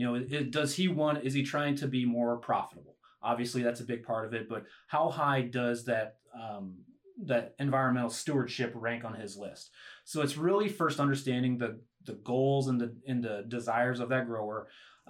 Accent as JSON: {"language": "English", "town": "Schuyler", "region": "Nebraska", "country": "United States", "tie": "born or raised there", "said": "So I'm a Nebraska kid. I'm from Northeast Nebraska, the Schuyler area."}